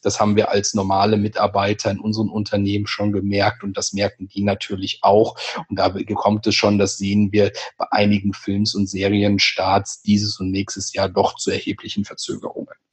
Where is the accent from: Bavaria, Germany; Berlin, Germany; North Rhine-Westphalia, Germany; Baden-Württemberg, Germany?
North Rhine-Westphalia, Germany; home region of Phantasialand; aus meiner Heimat das Phantasialand